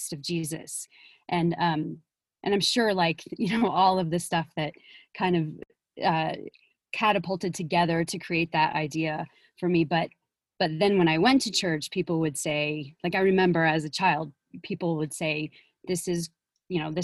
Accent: the South, United States; moved away as an adult; I grew up outside of Utah, in the South, in the mission field, as they call it.

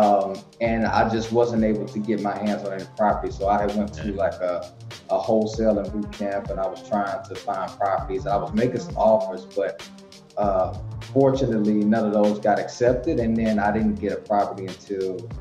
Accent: Tennessee, United States; moved away as an adult; now in Washington, D.C. area, United States; I'm from Tennessee. So right after I finished high school, I joined the military

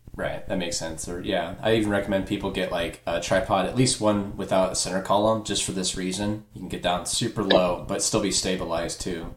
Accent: Dayton, Ohio, United States; I'm from Dayton

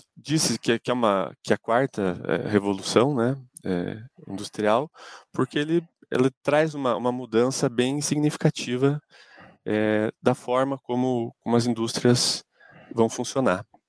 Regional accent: Ponta Grossa, Paraná, Brazil; eu sou de Ponta Grossa

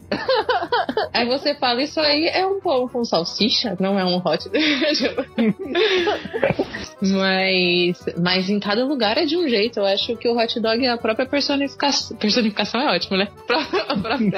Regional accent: São Paulo, Brazil; moved away as an adult; now in Bahia, Brazil; eu sou de São Paulo, mas agora eu também eu tô na Bahia

